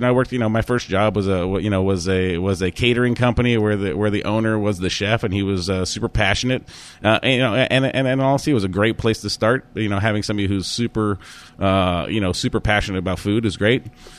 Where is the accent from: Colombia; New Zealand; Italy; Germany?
Germany; born there; As you said, I was born in Germany, and I'm not German. I was born there. I spent a few years there.